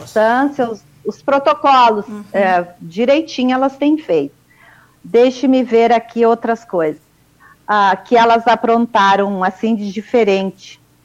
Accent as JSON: {"language": "Portuguese", "town": "Bom Jesus", "region": "Rio Grande do Sul", "country": "Brazil", "tie": "born or raised there", "also_born_or_lived": "Caxias do Sul", "moved": "as an adult", "lives_now": "Campo Grande, Brazil", "said": "nasci em Bom Jesus, no Rio Grande do Sul"}